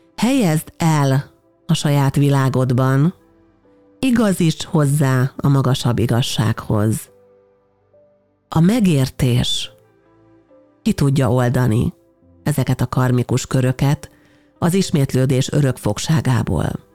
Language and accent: Hungarian; Hungary; mi Magyarországon magyarként egy olyan európai kultúrkörbe születtünk bele